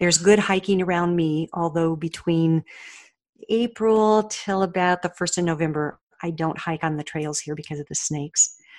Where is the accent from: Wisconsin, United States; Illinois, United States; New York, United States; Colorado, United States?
Colorado, United States; moved away as an adult; also born or lived in Oregon; now in Austin, United States; I grew up in Colorado